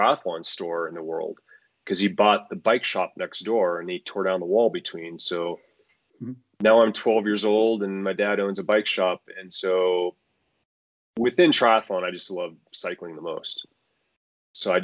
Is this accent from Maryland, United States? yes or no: no; Colorado, United States; growing up in Colorado